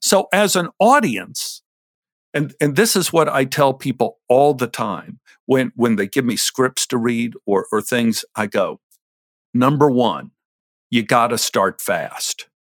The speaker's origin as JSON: {"language": "English", "town": "Dallas", "region": "Texas", "country": "United States", "tie": "born or raised there", "said": "When I was a little boy growing up in Oak Cliff"}